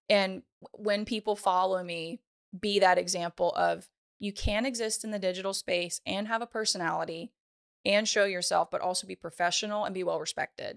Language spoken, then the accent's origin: English; Ponchatoula, Louisiana, United States; I'm from Ponchatoula, Louisiana